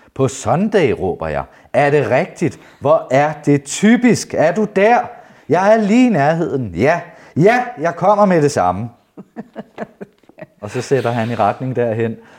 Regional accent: Jutland, Denmark; der, hvor jeg er vokset op, fra det sted i Jylland

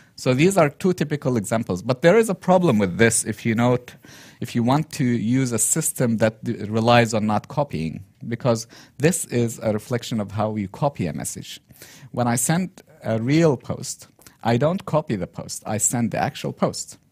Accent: Yemen; moved away as an adult; also born or lived in Turkey; Yemen, my home country, original home country

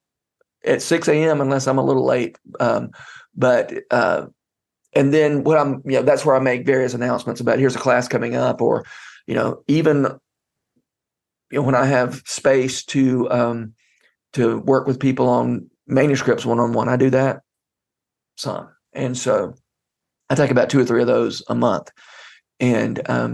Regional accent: Middle Georgia, United States; accent: Middle Georgia English; first language English

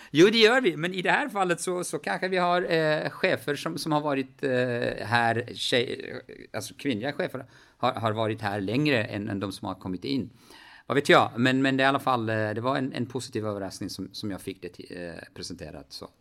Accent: Kurdistan Region, Iraq; moved away as an adult; now in Sweden; hemma i Kurdistan

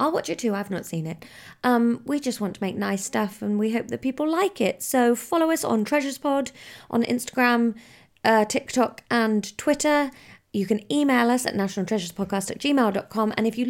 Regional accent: South West England, United Kingdom; accent: Somerset; I'm very posh Somerset, you see.

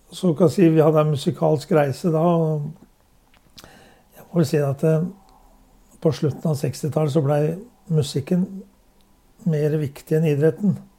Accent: Drammen, Buskerud, Norway; Jeg er født i Svarsgate på Strømsø. Ja. Og når jeg var åtte måneder, så flyttet foreldrene mine til Rosengansgata. Så jeg har hatt hele min barndom der og gått på Bragernes skole

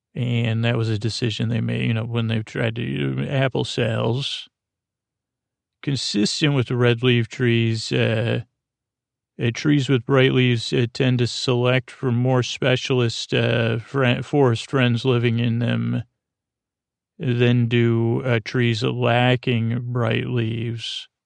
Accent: Syracuse, New York, United States; first language English; I come from Syracuse, New York.

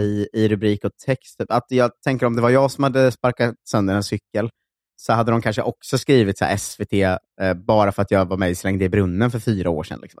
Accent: Linköping, Östergötland, Sweden; moved away; Östgötakorrespondenten, som är liksom morgontidningen där jag kommer från

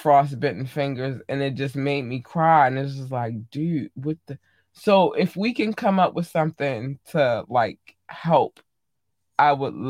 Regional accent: Baltimore, Maryland, United States

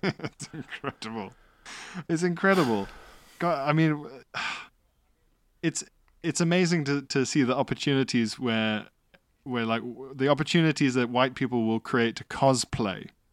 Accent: South Africa; as a South African, under apartheid

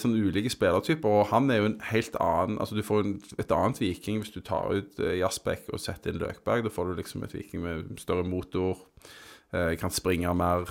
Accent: Tananger, Rogaland, Norway; Jeg vokste opp på Tananger

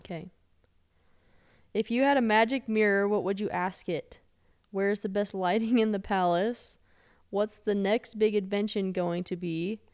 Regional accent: Denver, Colorado, United States; I'm from Denver

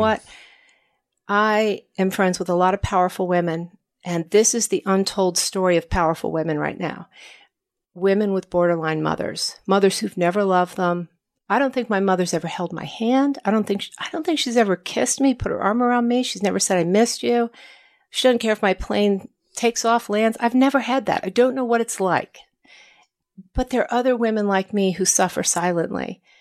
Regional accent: Washington, United States; growing up in Washington

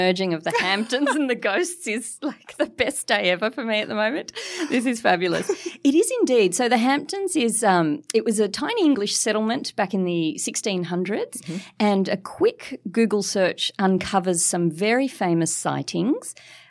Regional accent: Mascot, New South Wales, Australia; So, well, I write in my books about a little haunted Californian bungalow that I grew up in Mascot.

